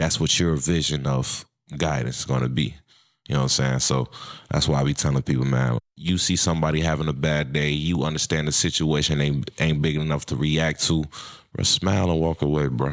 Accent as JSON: {"language": "English", "town": "Chicago", "region": "Illinois", "country": "United States", "moved": "yes", "lives_now": "Minnesota, United States", "said": "I'm from Chicago, Illinois. I'm in Minnesota. I wanted to get away from Chicago"}